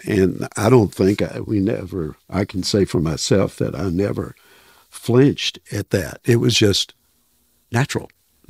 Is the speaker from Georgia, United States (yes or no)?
yes; Atlanta, Georgia, United States; I was from the Atlanta area.